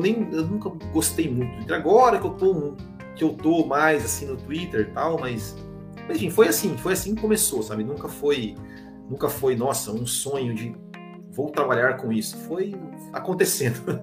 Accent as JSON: {"language": "Portuguese", "town": "Mandaguari", "region": "Paraná", "country": "Brazil", "also_born_or_lived": "Maringá", "said": "eu sou de Mandaguari, no Paraná"}